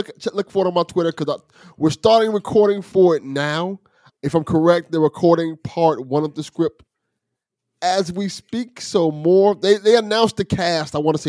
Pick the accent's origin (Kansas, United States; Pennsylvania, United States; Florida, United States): Florida, United States; Miami; growing up in Miami, watching cartoons in the 80s. I grew up in the 80s